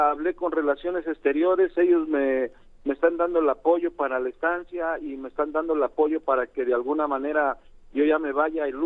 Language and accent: Spanish; Tlaxiaco, Oaxaca, Mexico; yo estaba en Oaxaca, ah. eh, él, él vive en Oaxaca, vivíamos en Oaxaca, yo soy originario de Tlajiaco, Oaxaca, pero vivimos en Oaxaca capital